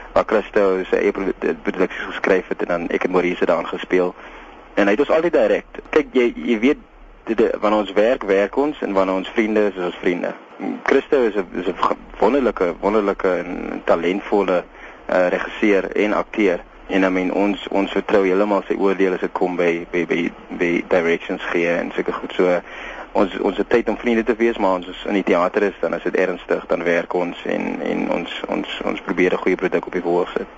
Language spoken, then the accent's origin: Afrikaans; Heidelberg, Western Cape, South Africa; ons is albei van Heidelberg af.